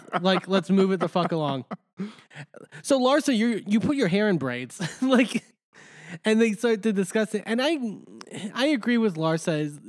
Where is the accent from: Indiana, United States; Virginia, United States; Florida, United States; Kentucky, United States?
Florida, United States; Miami; if I go to other Spanish-speaking areas, they can recognize that I'm from Miami immediately in terms of, like, how I talk.